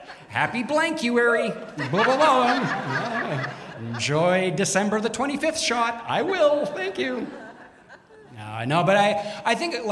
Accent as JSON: {"language": "English", "town": "Toronto", "region": "Ontario", "country": "Canada", "tie": "born or raised there", "also_born_or_lived": "Montreal, Canada", "said": "when I was very young, my parents moved us to Toronto."}